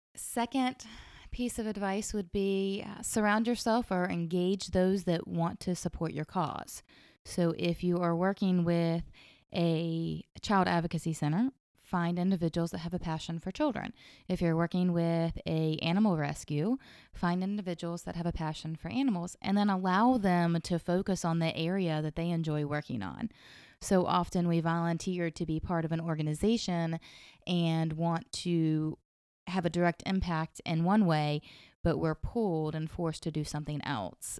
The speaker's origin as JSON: {"language": "English", "town": "Somerville", "country": "United States", "tie": "born or raised there", "said": "I am from Somerville originally. My family's been here my whole life"}